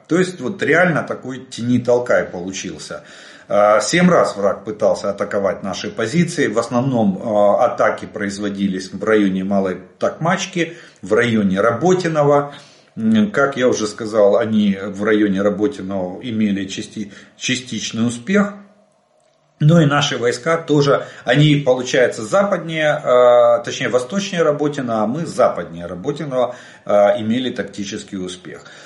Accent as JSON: {"language": "Russian", "country": "Ukraine", "said": "мы из Украины."}